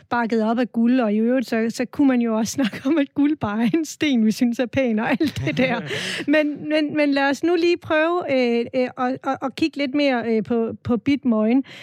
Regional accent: Southern Denmark, Denmark; Men vigtigst af alt er vi sønderjyder, stolte sønderjyder, som mener, at Sønderjylland er stor nok til at have sin egen valuta.

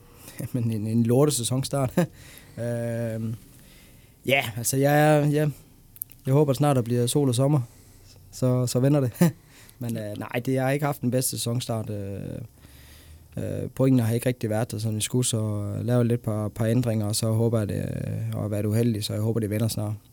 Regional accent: Denmark; nu er jeg dansker, og jeg er flyttet hjem til Danmark igen

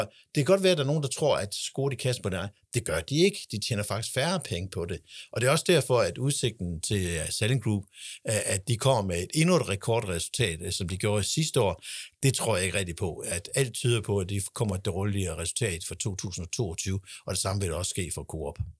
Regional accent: Denmark; os som danskere

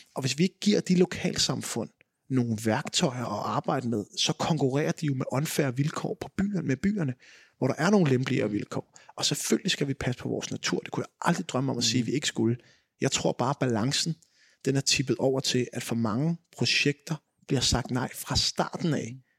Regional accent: edge of Vestegnen, Capital Region of Denmark, Denmark; now in Greve, Denmark; min dialekt nok afslører, at jeg voksede op på kanten af Vestegn

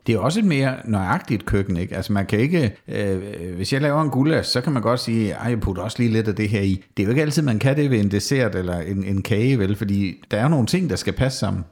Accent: Southern Jutland, Southern Denmark, Denmark; det er vist mere sønderjysk, der hvor jeg kommer fra

